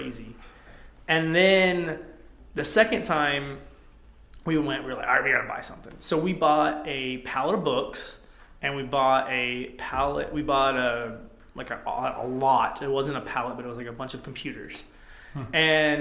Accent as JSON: {"language": "English", "town": "Athens", "region": "Georgia", "country": "United States", "also_born_or_lived": "Atlanta, Georgia", "moved": "as an adult", "lives_now": "Spokane, United States", "said": "we're from Atlanta, for Athens, Georgia, originally"}